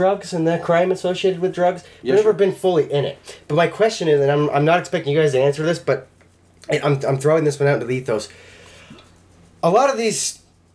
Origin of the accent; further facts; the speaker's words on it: Spokane, Washington, United States; moved away as an adult; now in Athol, United States; I'm from Spokane. It's a big, second biggest city in Washington.